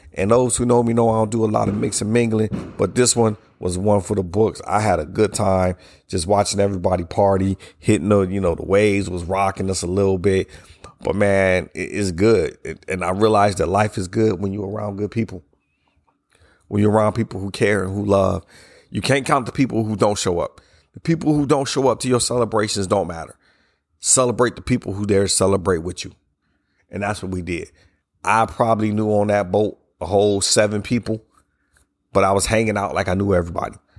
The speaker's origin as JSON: {"language": "English", "country": "United States", "said": "as we celebrated the privileges of being Americans"}